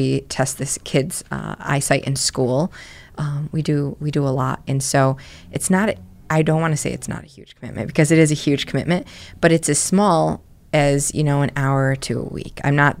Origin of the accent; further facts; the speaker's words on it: New Britain, Connecticut, United States; I grew up in New Britain.